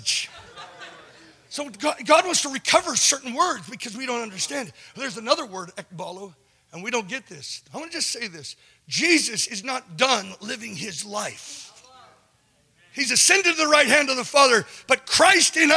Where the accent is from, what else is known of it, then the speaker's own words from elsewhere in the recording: California, United States; I'm from California